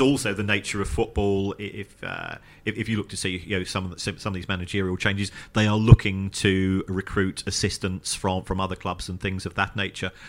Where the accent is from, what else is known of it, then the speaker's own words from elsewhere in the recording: London, United Kingdom; I was born in the Elephant and Castle